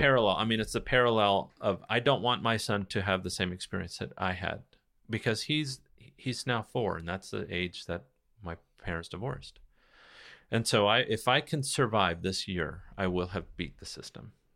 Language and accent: English; United States